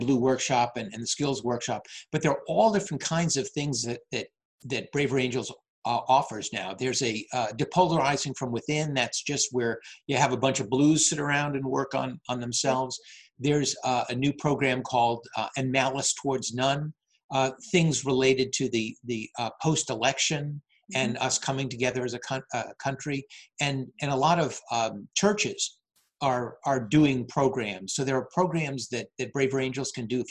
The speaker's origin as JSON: {"language": "English", "town": "Natick", "region": "Massachusetts", "country": "United States", "also_born_or_lived": "Charleston, South Carolina", "moved": "as an adult", "lives_now": "Framingham, United States", "said": "I'm originally from Natick, and I moved back here."}